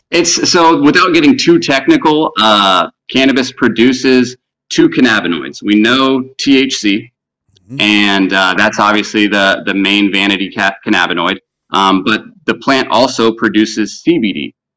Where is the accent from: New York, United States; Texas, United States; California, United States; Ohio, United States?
Texas, United States; Spring; moved away as an adult; also born or lived in Houston, Texas / Denver, Colorado; I was born and raised in Spring.